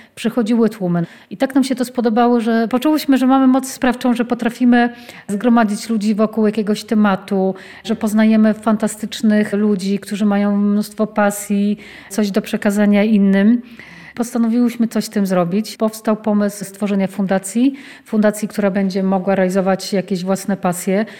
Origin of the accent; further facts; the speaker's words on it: a small town near Lublin, Lublin Voivodeship, Poland; Wywodzę się z takiej małej miejscowości pod Lublinem